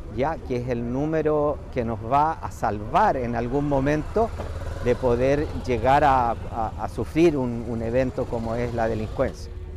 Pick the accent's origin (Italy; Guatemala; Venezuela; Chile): Chile; Limache, Valparaíso; soy de Limache, soy comerciante